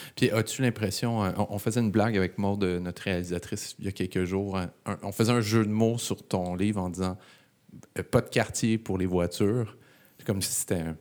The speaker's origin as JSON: {"language": "French", "town": "Laval", "region": "Quebec", "country": "Canada", "tie": "born or raised there", "said": "J'ai grandi à Laval"}